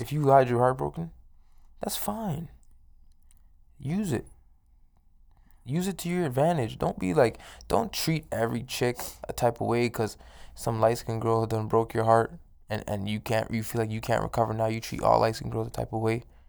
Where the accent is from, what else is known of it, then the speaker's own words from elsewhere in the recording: Toronto, Ontario, Canada; now in Edmonton, Canada; I'm from, like, inner city Toronto, I'm from East York